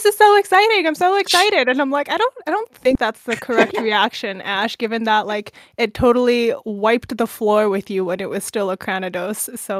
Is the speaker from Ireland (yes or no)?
no; Canada; I'm Canadian, so I don't know what y'all are on about.